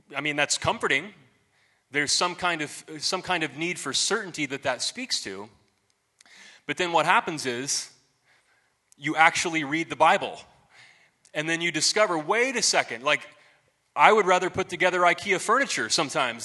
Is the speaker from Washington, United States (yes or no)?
no; Marion, Ohio, United States; I went to this little Baptist church in my hometown, Marion, Ohio.